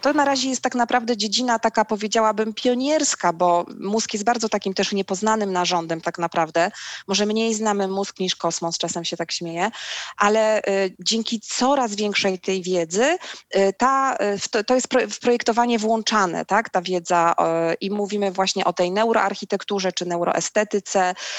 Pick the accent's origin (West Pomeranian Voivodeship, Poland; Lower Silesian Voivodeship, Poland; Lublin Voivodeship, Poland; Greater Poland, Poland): West Pomeranian Voivodeship, Poland; Szczecin; also born or lived in Wrocław; wychowałam się w Szczecinie